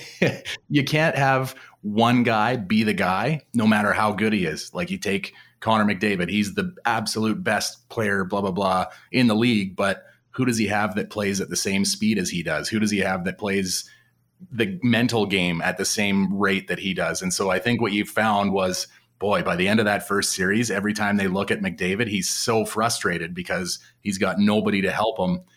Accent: Western Canada, Canada; being a Western Canadian boy

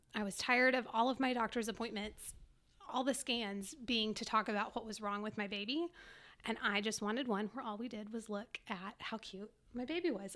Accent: Dallas, Texas, United States; also born or lived in Farmers Branch, Texas / Frisco, Texas / College Station, Texas; I grew up in the Dallas area, but my parents moved from Farmers Branch to Frisco in two thousand and three

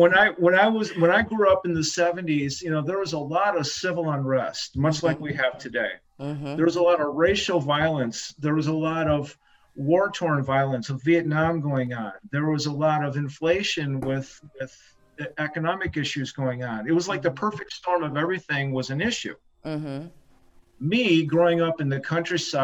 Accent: Michigan, United States; also born or lived in Ann Arbor, Michigan / Jackson, Michigan / Grand Rapids, Michigan; I'm a native Michiganian. I've always been here in Michigan.

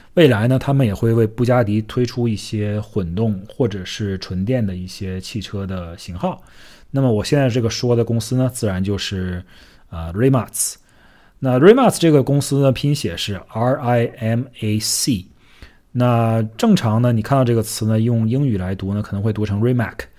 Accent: Northeast China, China; 我是北方东北长大的小孩

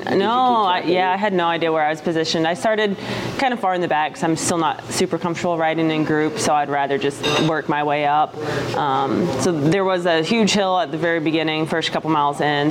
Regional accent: Texas, United States; I'm actually from Texas, which where I'm from is quite flat as well

